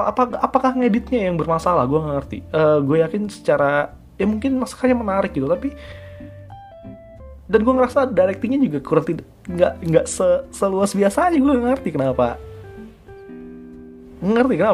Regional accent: Kalimantan, Indonesia; Gua, gua kan gua, gua, gua adalah orang Kalimantan mungkin meskipun gua berdarah Jawa

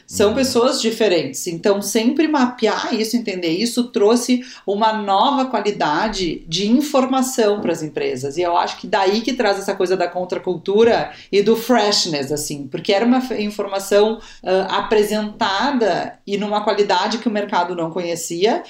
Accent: Porto Alegre, Rio Grande do Sul, Brazil; eu sou de Porto Alegre, uh, nascida e criada em Porto Alegre

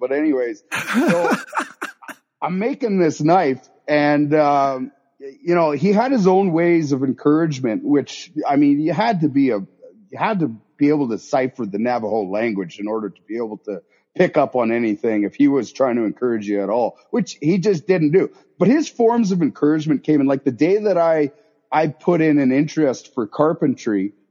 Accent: southern Okanagan, British Columbia, Canada; I grew up down in the Okanagan, southern Okanagan, down in southern BC here

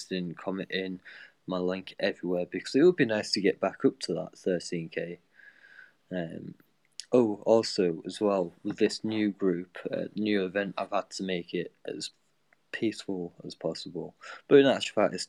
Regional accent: United Kingdom; because I'm British

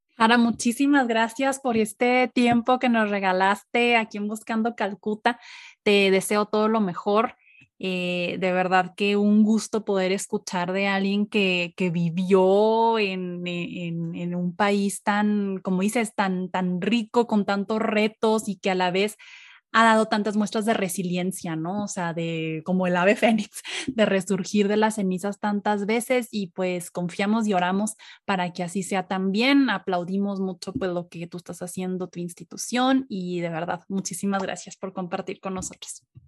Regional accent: Mexico; nosotros como mexicanos

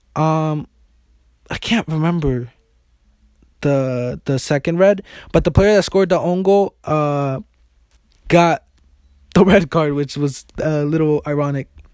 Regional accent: United States; I'm an American

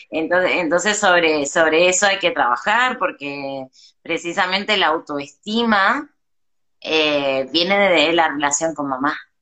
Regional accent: Argentina; moved away as an adult; now in Mexico; volví a Argentina

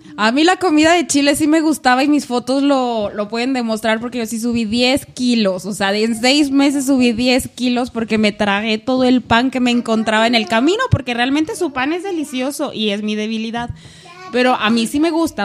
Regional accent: Aguascalientes, Mexico; moved away; yo soy de Aguascalientes

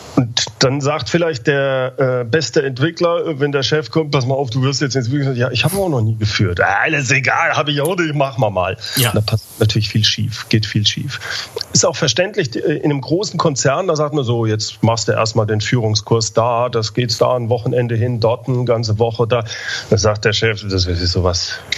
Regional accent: Germany; Gerade wir als Deutsche

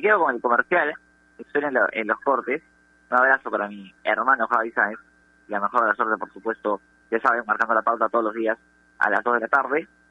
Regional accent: Peru; Nosotros somos de Perú

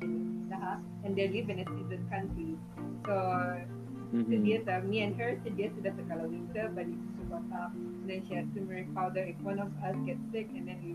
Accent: Brunei; moved away as an adult; now in China; being born and raised in Brunei

